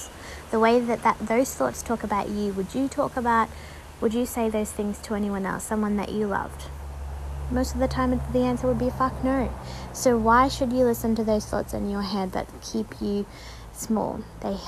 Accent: Tasmania, Australia; I grew up in Tasmania, so freezing water down there, freezing cold.

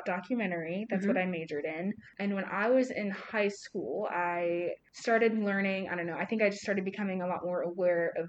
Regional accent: Plano, Texas, United States; moved away as an adult; now in Kansas City, United States; I was born and raised in Dallas, technically a suburb like 20 minutes north of Dallas called Plano.

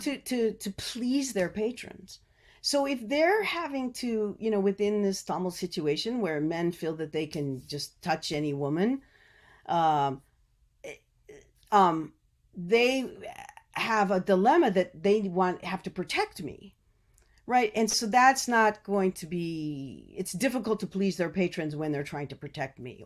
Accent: United States; As an American

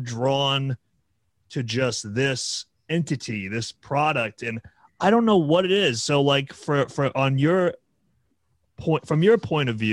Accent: New Hampshire, United States; I'm not from New York, but I'm from New England. I'm from New Hampshire.

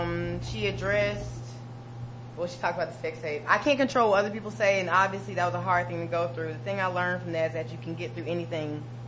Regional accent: Atlanta, Georgia, United States; I'm from Bankhead.

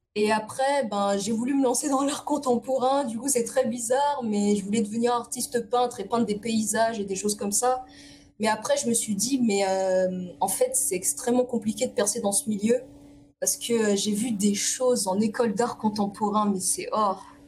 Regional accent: Évry-Courcouronne, Île-de-France, France; also born or lived in Paris; je suis née dans une cité qui c'est c'est Évry-Courcouronne

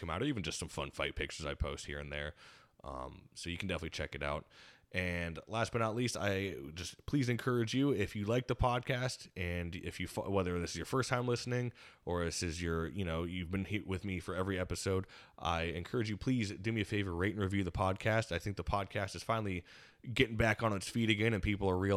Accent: United States; growing up in the Quad Cities

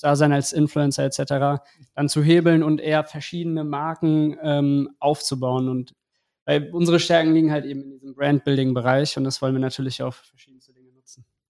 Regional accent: Eschborn, Hesse, Germany; ich bin aus Eschborn

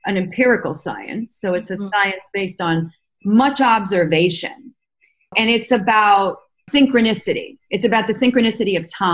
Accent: New York, United States; growing up in Manhattan in the 70s

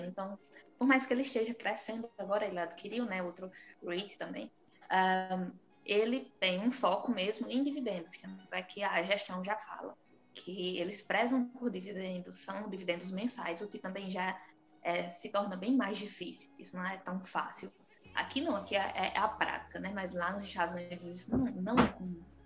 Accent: Brazil; nós, como brasileiros

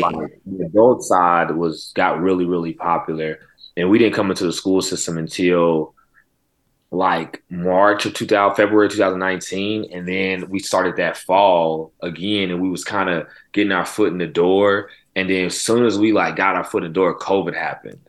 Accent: Oklahoma City, Oklahoma, United States; also born or lived in California / Mississippi; I'm born and raised in Oklahoma City.

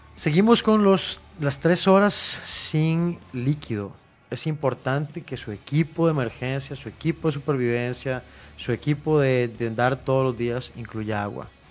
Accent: Costa Rica; Nosotros como ticos

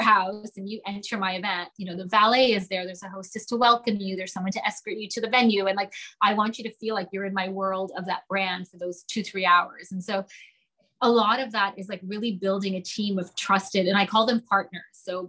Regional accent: Toronto, Ontario, Canada; moved away as an adult; now in London, United Kingdom; the minute I moved to London from Toronto, all I remember, honestly, when I was 18 or whenever I moved, was like $3 to a pound.

